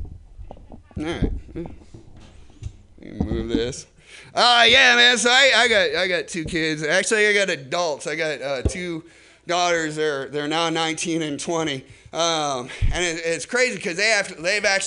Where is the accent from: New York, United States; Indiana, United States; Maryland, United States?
Indiana, United States; I'm from Indiana